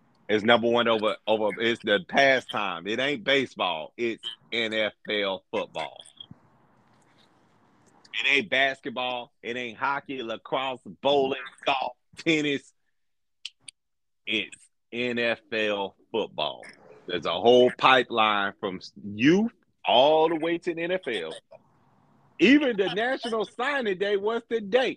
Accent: Mississippi, Louisiana, Alabama, Deep South, United States; We grew up in Mississippi, Louisiana, we Alabama.

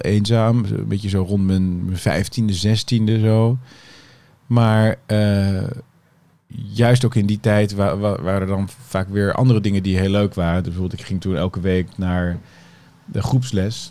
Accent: Haarlem, North Holland, Netherlands; Ik vond ook Haarlem, vind ik nog steeds hoor, waar ik ben opgegroeid, geen prettige regio

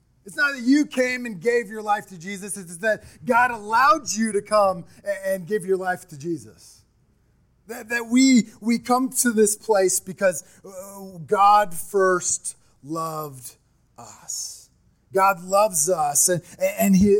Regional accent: Midwest, United States; I'm from the Midwest

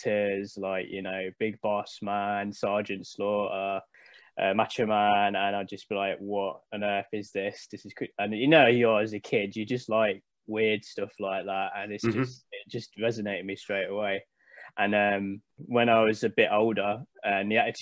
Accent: Leicester, East Midlands, United Kingdom; I was born and bred in Leicester

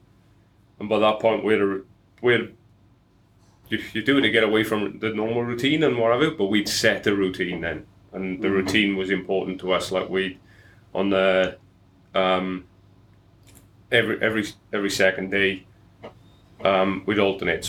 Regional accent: Welsh valleys, Wales, United Kingdom; accent: Welsh; moved away as an adult; now in Australia; I grew up in Wales

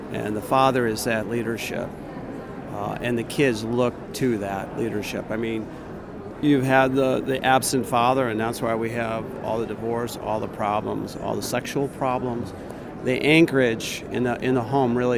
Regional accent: Pemberville, Ohio, United States; from Pemberville, Ohio

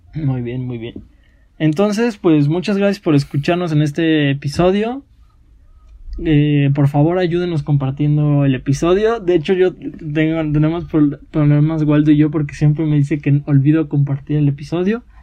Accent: Mexico; somos mexicanos, entonces tenemos raíces indígenas

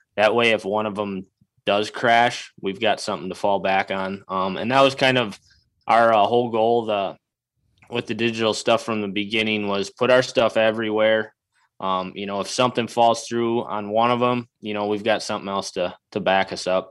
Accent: Wisconsin, United States; moved away as an adult; now in Iowa, United States; I grew up in Wisconsin, I cut my teeth hunting in Wisconsin

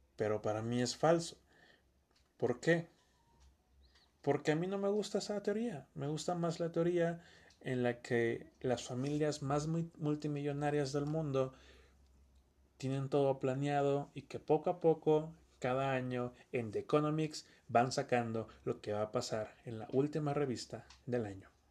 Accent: Campeche, Mexico; no somos de Chiapas. Somos de Campeche

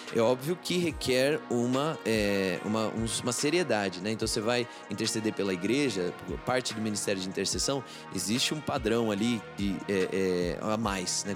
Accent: Brazil; minha frustração como brasileiro

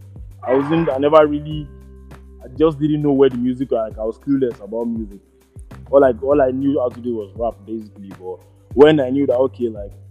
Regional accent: Lagos, Nigeria; also born or lived in Ilorin, Kwara State / Southeast London; But I was born in Lagos. I grew up in Lagos. I spent most of my childhood in Lagos

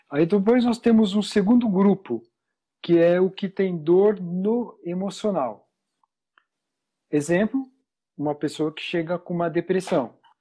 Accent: São Paulo, Brazil; Sou de, de São Paulo, é, aqui no meio da, da muvuca toda aqui

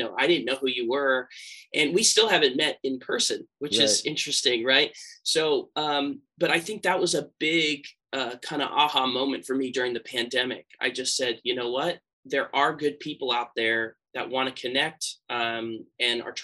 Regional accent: San Francisco Bay Area, California, United States; I grew up here in the San Francisco Bay Area

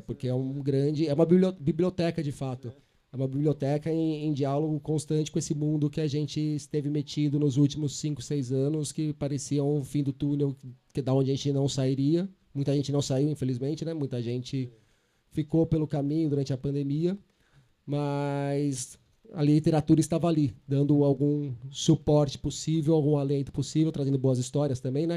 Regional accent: São Paulo, Brazil; eu sou de São Paulo

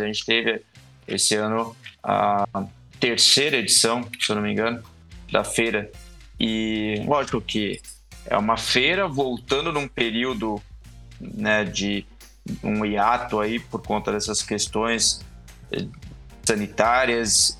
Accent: Brazil; a gente é, é, brasileiro

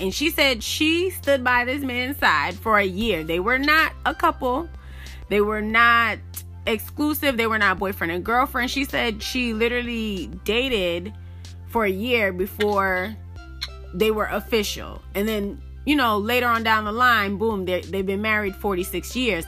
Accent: Miami, Florida, United States; I grew up in Miami, Florida, but my family is again Jamaican

